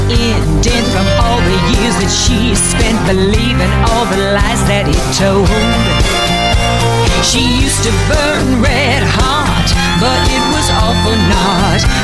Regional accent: Atlanta, Georgia, United States; Where did you grow up? Atlanta.

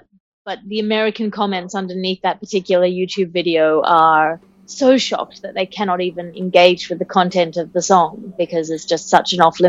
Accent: Australia; as an Australian, I grew up in the playground.

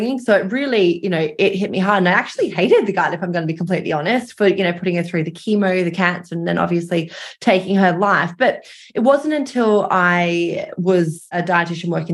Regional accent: Australia; moved away as an adult; now in London, United Kingdom; I am Australian, although I live in London. So I moved over after my PhD to continue my research.

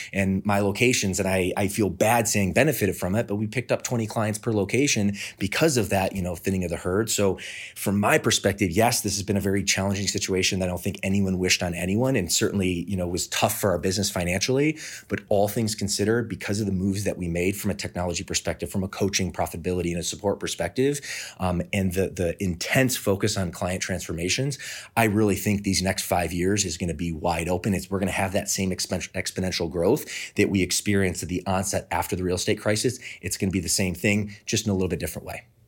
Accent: Midwest, United States; moved away as an adult; now in Southern California, United States; I'm from the Midwest, uh, moved out to Southern California in two thousand four

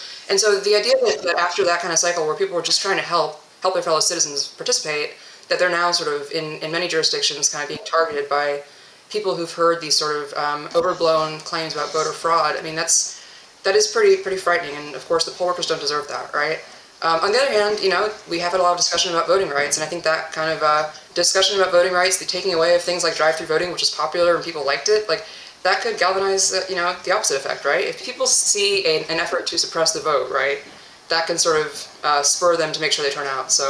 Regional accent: Texas, United States; But as a Texan, just sort of seeing that engagement, seeing that commitment and that passion is reassuring, right?

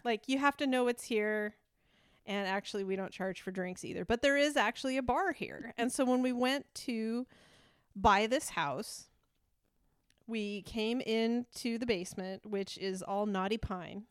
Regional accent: Idaho, United States; first language English; I'm from Idaho

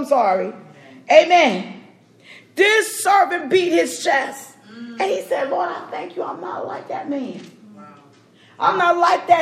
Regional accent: New York, United States; I'm a New Yorker

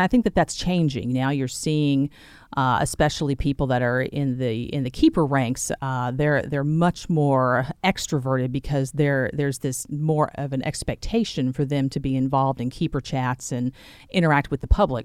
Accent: Sherwood, Arkansas, United States; also born or lived in Little Rock, Arkansas; So I was born and raised in central Arkansas. I grew up in Sherwood.

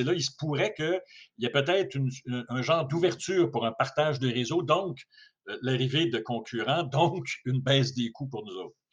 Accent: Quebec, Canada; chez nous au Québec

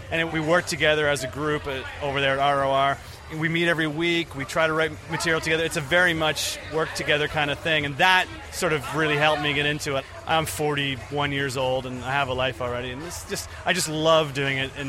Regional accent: Canada; now in Osaka, Japan; I'm from Canada, and uh, I'm a comedian out of Osaka, Japan.

